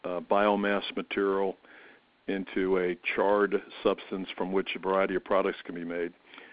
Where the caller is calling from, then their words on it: Columbia, South Carolina, United States; I'm calling from Columbia, South Carolina.